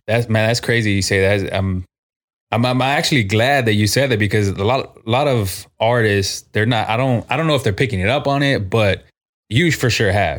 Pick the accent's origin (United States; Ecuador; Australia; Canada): United States; San Antonio, Texas; Born and raised in San Antonio. I've always lived on this side of town